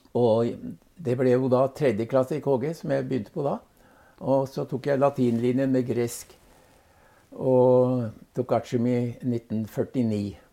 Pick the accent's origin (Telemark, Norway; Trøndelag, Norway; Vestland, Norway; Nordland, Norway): Telemark, Norway; Bamble; also born or lived in Hellesylt, Sunnmøre / Madagascar; Så ble han sogneprest i Bamble i Telemark. Ja. Og det var egentlig der jeg hadde den vesentlige delen av oppveksten